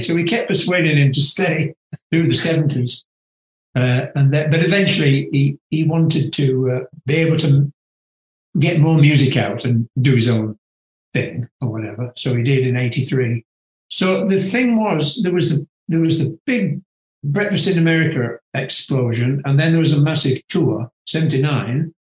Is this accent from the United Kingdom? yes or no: yes; near Manchester, North West England, United Kingdom; moved away; also born or lived in California; to study in Manchester, of all places, which is quite near to my hometown